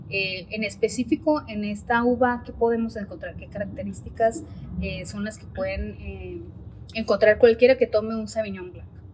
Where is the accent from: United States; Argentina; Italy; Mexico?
Mexico; Ensenada, Baja California; somos de Ensenada, digo, eh, aquí mismo en Ensenada